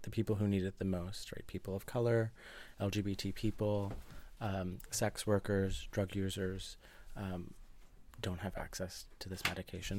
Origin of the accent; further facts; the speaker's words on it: New Jersey, United States; I grew up in New Jersey, which is very close to New York